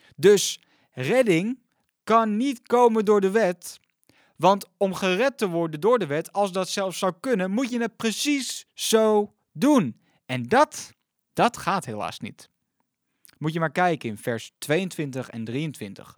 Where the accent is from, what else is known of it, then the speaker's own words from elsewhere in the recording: Netherlands; ons als Nederlanders